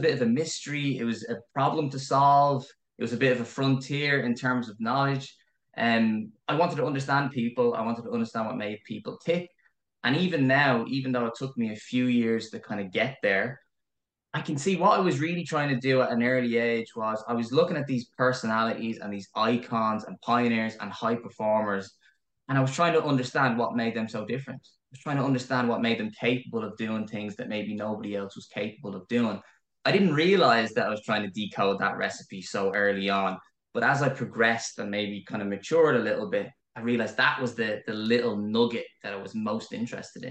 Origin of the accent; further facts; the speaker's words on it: Dublin, Leinster, Ireland; moved away as an adult; now in Kildare, Ireland; I grew up in Crumlin. So spent the first 26, 27 years of my life in Crumlin